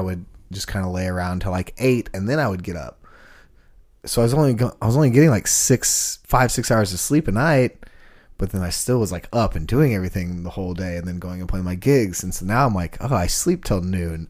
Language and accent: English; Sugar Land, Texas, United States; also born or lived in Kingston Springs, Tennessee; now in Nashville, United States; growing up in Houston